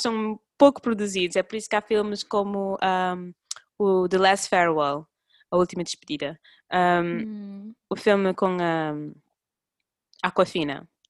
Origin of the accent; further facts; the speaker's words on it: Cape Verde; eu cresci, nós quando crescemos, principalmente nós em Cabo Verde